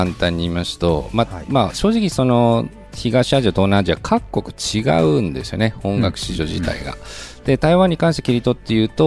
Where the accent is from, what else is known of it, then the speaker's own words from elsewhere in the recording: Tokyo, Japan; moved away as an adult; now in Taiwan; 私は東京生まれで、えー、1976年3月、えー、そこで、まあ、東京の中野ってところで生まれ育ちました